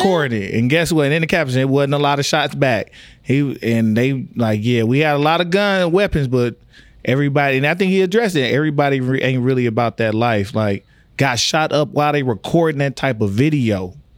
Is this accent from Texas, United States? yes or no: yes; Tyler, Texas, United States; I grew up in Tyler, Texas.